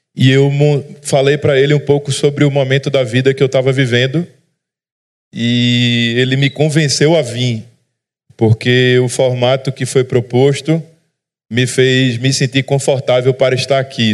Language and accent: Portuguese; Recife, Pernambuco, Brazil; accent: sotaque da turma do Recife; eu sou de Recife